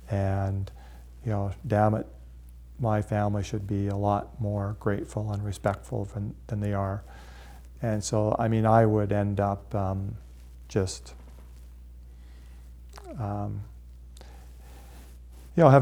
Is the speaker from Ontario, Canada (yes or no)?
no; Calgary, Alberta, Canada; and then he found out I was from Calgary.